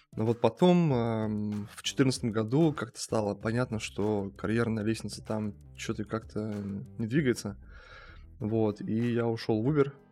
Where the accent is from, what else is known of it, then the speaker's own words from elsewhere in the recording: Chelyabinsk Oblast, Russia; moved away; Сам я из, из Челябинской области, простой парень